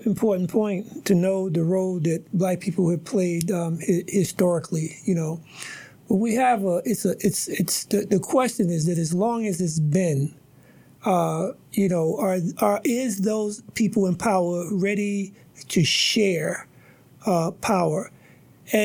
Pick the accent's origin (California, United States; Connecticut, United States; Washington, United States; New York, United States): New York, United States; New York City; now in Boston, United States; I didn't see when I was growing up in Harlem.